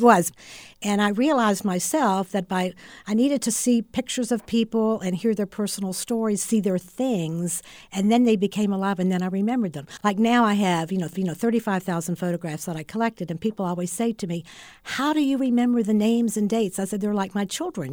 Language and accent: English; West Virginia, United States; moved away as an adult; also born or lived in Orlando, Florida; now in Florida, United States; I was originally from West Virginia